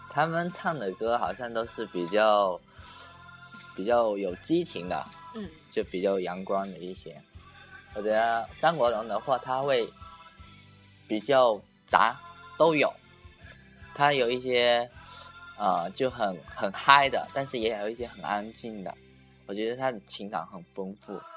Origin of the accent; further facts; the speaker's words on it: Guangdong, China; 我们广东这边